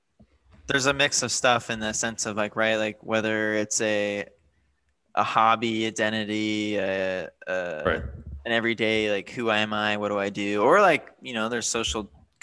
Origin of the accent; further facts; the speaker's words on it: California, United States; I grew up in California in a particular city